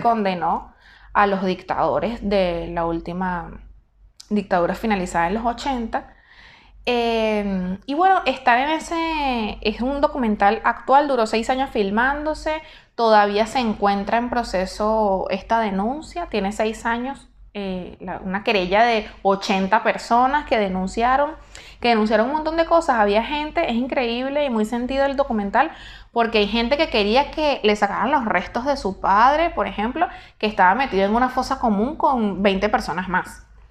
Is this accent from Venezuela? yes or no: yes; Venezuela; now in Argentina; yo estoy acá, ¿verdad? En la Argentina. Estoy con una residencia temporaria, perfecto, pero yo no soy ciudadana argentina. Pierdo la nacionalidad venezolana